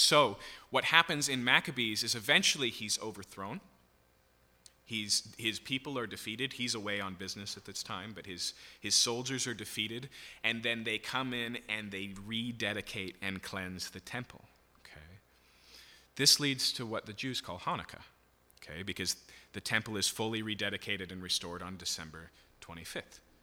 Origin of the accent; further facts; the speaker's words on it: United States; as an American who is used to getting their way